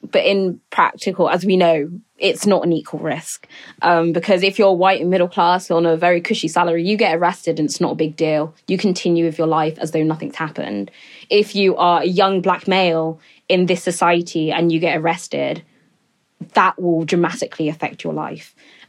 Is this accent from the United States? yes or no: no; Niger Delta, Nigeria; You know, I come from the Niger Delta region in Nigeria